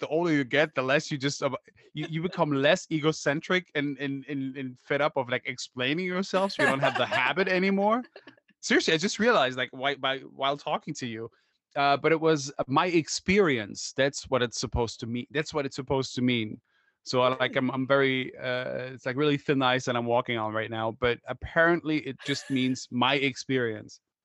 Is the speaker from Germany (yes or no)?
yes; Germany; I'm from Germany